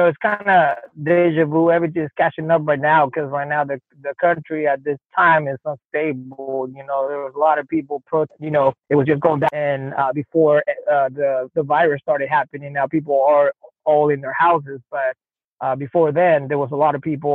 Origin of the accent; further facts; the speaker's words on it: Chile; now in United States; I grew up very humble in a neighborhood down in South America in Chile called VL Cities.